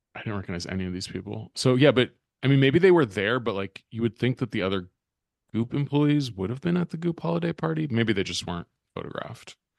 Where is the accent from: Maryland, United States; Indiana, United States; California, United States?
California, United States; Berkeley; my hometown of Berkeley, California